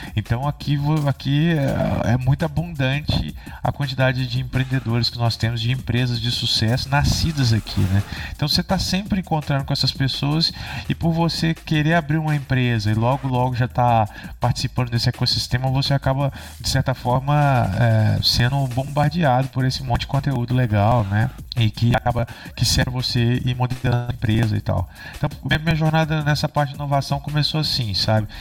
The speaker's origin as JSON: {"language": "Portuguese", "town": "Barbacena", "region": "Minas Gerais", "country": "Brazil", "moved": "as an adult", "lives_now": "Santa Rita do Sapucaí, Brazil", "said": "eu sou de Barbacena, né? É uma cidade aqui de Minas Gerais"}